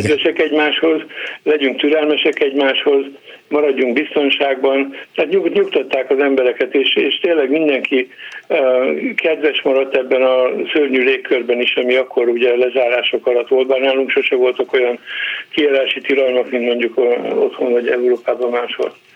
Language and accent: Hungarian; Hungary; moved away as an adult; also born or lived in Germany; now in Canada; nekünk azért a legszebb Magyarország, mert mi ott születtünk, ott nőttünk föl